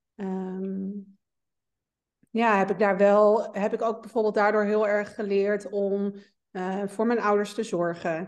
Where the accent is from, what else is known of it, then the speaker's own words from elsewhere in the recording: Meppel, Drenthe, Netherlands; moved away; kom oorspronkelijk uit Meppel